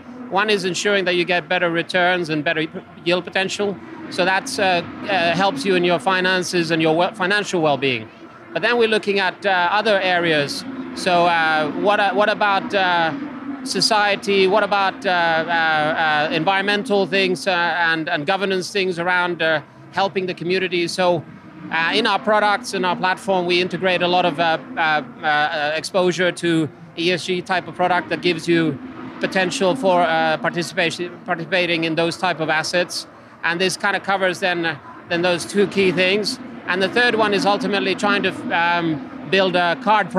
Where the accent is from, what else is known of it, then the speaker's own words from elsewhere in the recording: Finland; English is a second language; moved away as an adult; also born or lived in Bordeaux, France / London, United Kingdom / New York, United States; now in Houston, United States; I'm originally from Finland. So it's been a long journey for me. I've traveled around the world ever since I was 21